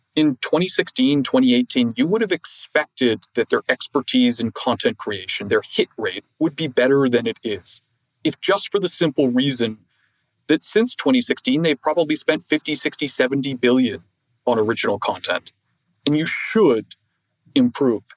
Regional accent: Toronto, Ontario, Canada; I grew up in Toronto, in a business community.

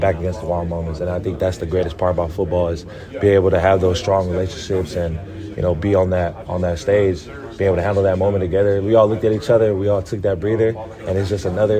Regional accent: Federal Way, Washington, United States; back home, Federal Way, 253, but just Washington State in general.

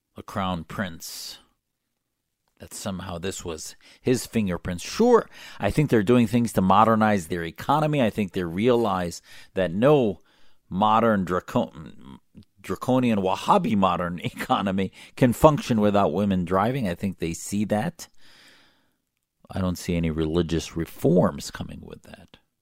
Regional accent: United States; I'm an American Muslim, a patriot

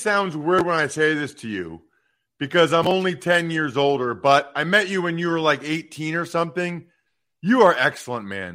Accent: an hour west of Philly, Pennsylvania, United States; she's from my hometown

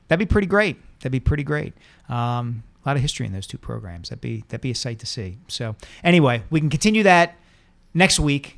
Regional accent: Montgomery County, just outside Philadelphia, Pennsylvania, United States; I didn't grow up in Philadelphia. I grew up just outside it

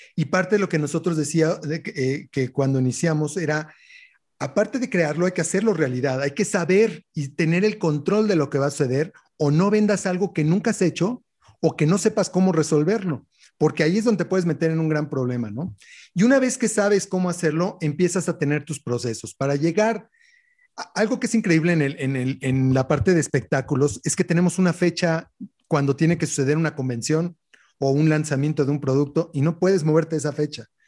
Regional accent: Mexico; como buenos mexicanos

